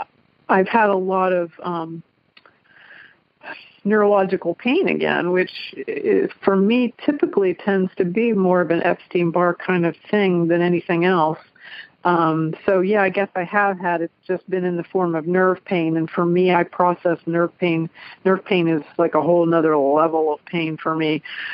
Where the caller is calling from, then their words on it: Cincinnati, Ohio, United States; I'm calling from Cincinnati, Ohio with my cat, Katie.